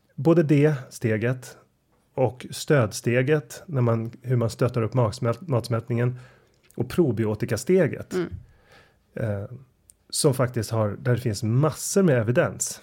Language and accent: Swedish; Sweden; som svensk